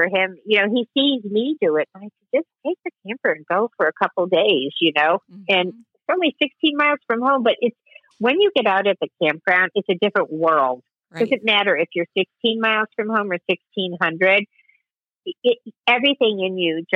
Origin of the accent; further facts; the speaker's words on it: Chicago, Illinois, United States; now in New Jersey, United States; I grew up in Chicago